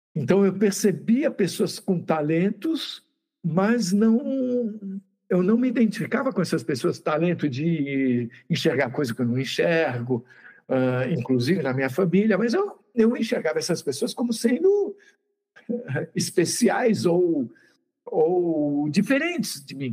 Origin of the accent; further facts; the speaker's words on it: Santos, São Paulo, Brazil; eu sou de Santos